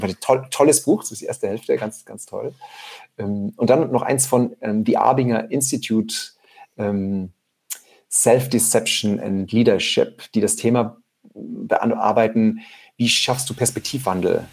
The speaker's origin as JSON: {"language": "German", "area": "near a small Austrian mountain village", "region": "Styria", "country": "Austria", "tie": "born or raised there", "said": "in der Nähe, wo ich aufgewachsen bin"}